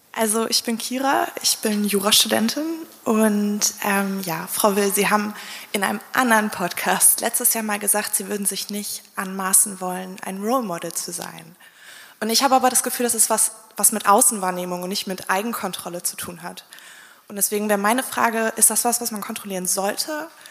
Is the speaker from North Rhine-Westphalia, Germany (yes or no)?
yes; Bonn, North Rhine-Westphalia, Germany; Ich komme aus Bonn